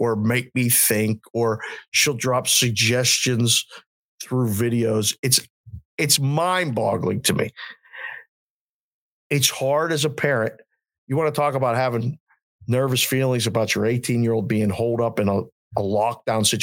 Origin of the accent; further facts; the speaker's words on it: Pittsburgh, Pennsylvania, United States; now in Las Vegas, United States; I'm from Pittsburgh originally